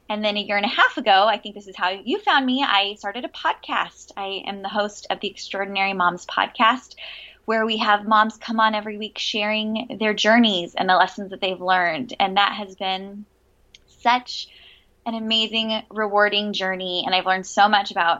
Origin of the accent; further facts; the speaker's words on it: San Diego, California, United States; also born or lived in Virginia; I was born in Southern California and raised in San Diego